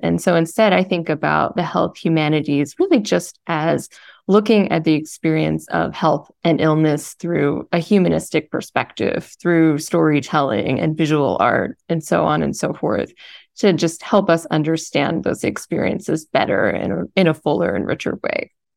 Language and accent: English; Columbia, Missouri, United States; I grew up in Columbia, Missouri